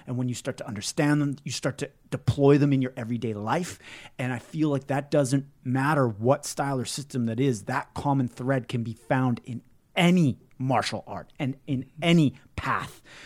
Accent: Canada; it's part of being a Canadian, though.

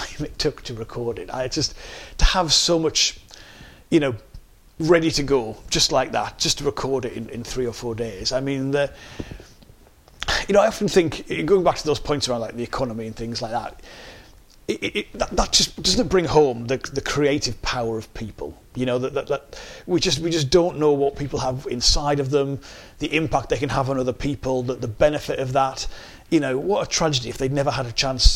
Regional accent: Sunderland, North East England, United Kingdom; accent: Sunderland; moved away as an adult; now in Greater Manchester, United Kingdom; I'm really proud to have grown up in the Northeast, to be from Sunderland, but I went just a few weeks after my 18th birthday, I arrived in Manchester in 1998

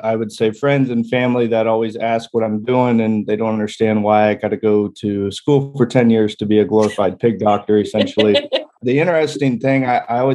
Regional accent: York, Nebraska, United States; also born or lived in Raleigh, North Carolina; now in Lincoln, United States; I am from Nebraska originally. I grew up and was raised in York, Nebraska, which is an east central town right there on the interstate.

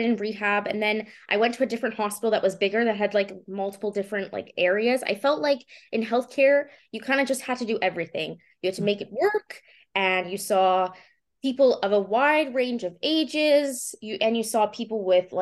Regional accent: Winnipeg, Manitoba, Canada; I'm from Winnipeg, I should say, from the University of Manitoba in 2016.

